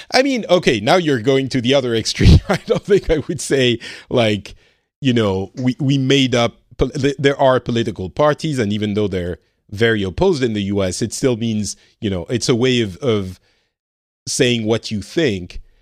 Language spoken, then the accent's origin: English; France; now in Finland